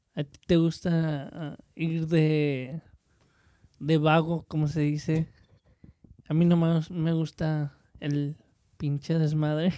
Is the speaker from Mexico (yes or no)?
yes; Mexico; somos mexicanos